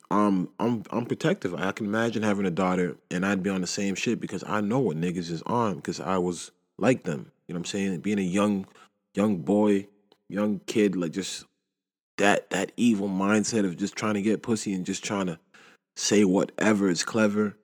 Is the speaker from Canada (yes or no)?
yes; Canada; I love being Canadian